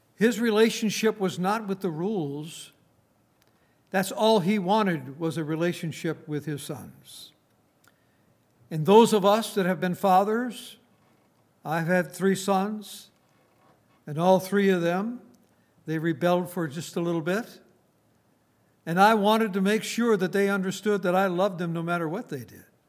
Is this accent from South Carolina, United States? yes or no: no; Saint Paul, Minnesota, United States; moved away; I was brought up in Saint Paul, Minnesota